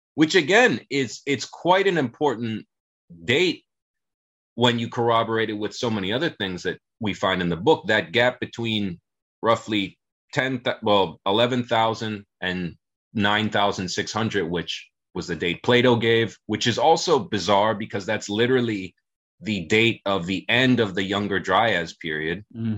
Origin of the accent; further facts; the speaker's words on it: South Florida, United States; i grew up in in south florida